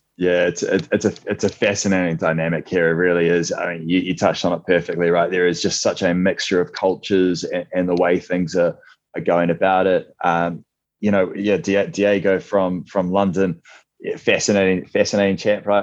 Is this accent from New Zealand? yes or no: yes; New Zealand; previously played my handball uh, almost completely in Wellington uh, in New Zealand